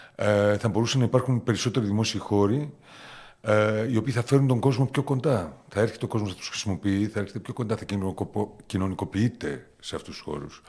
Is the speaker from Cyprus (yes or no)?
yes; Famagusta, Famagusta District, Cyprus; also born or lived in Athens, Greece / Thessaloniki, Greece / Germany / England; now in Limassol, Cyprus; Γεννήθηκα στην Αμόχωστο πριν 53 χρόνια